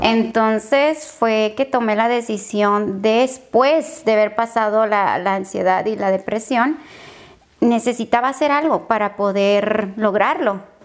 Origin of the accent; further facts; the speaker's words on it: Tijuana, Baja California, Mexico; moved away as an adult; now in San Diego, United States; Soy de Tijuana, Baja California, México